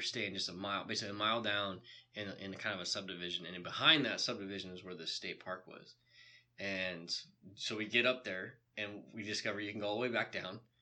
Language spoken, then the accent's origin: English; Bitterroot Valley, Montana, United States; So that's also my hometown ski resort that I ski hill. Yeah. That I grew up on.